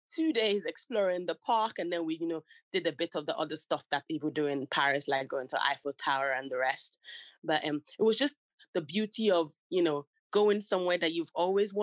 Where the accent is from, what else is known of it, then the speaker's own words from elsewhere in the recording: Nigeria; now in London, United Kingdom; I was born in Nigeria and we used to live in the city, but my dad is from the country